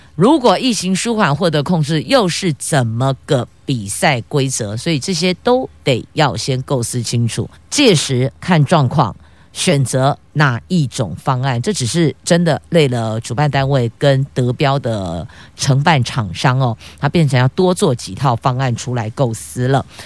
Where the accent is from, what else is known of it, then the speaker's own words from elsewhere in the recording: Taiwan; 还好我们是生在台湾